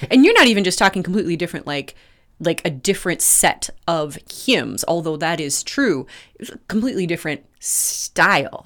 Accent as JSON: {"language": "English", "region": "Red River Valley", "country": "United States", "tie": "born or raised there", "said": "I grew up in the Red River Valley where floods were a, a, a frequent and destructive event"}